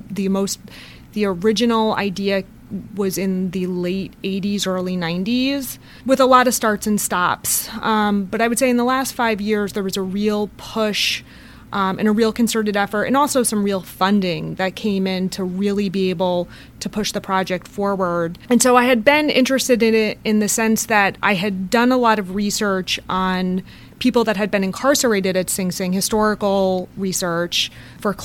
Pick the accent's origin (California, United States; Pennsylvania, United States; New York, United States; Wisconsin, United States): New York, United States; Poughkeepsie; also born or lived in Queens, New York City; I'm originally from Poughkeepsie